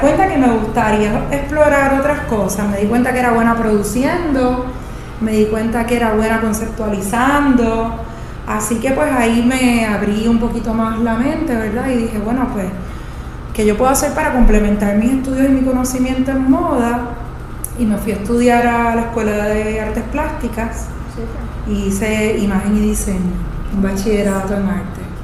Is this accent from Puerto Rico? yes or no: yes; Puerto Rico; yo me fui a estudiar fuera de Puerto Rico porque en ese momento no existía un programa local